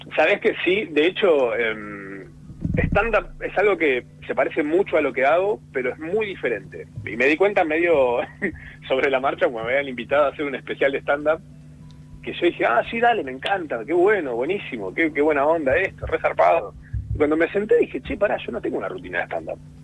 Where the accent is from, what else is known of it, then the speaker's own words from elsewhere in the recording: Córdoba, Argentina; ser cordobés y el humor es como un poco también un estereotipo, onda, cuando la gente se entera que sos cordobés, medio que están esperando.